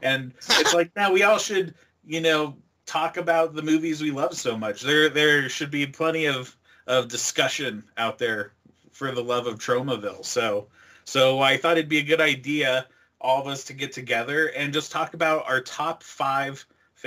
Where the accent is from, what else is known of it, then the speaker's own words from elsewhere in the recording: Colorado, United States; I grew up in Colorado